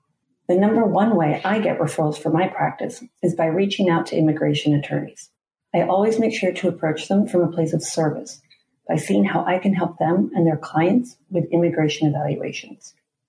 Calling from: Washington, District of Columbia, United States; I'm joining you from Washington, D.C.

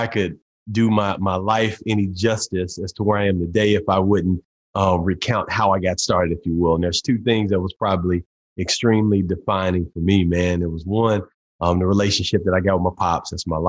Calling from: Tulsa, Oklahoma, United States; Tulsa, Oklahoma, at the home office in Tulsa, man. I've got an office in Dallas and one in Tulsa, Oklahoma.

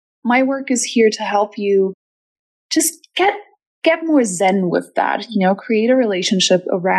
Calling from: Germany; I'm calling from Germany

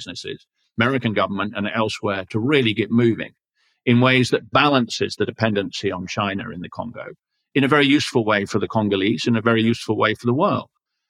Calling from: Ontario, Canada; Here in Ontario, 65%, I'm calling in from Ontario

